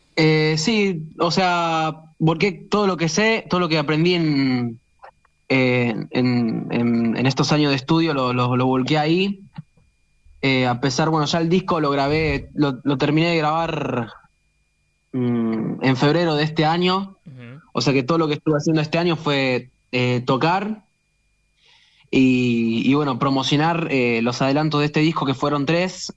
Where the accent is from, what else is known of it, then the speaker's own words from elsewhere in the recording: Quilmes, Buenos Aires Province, Argentina; yo soy de Quilmes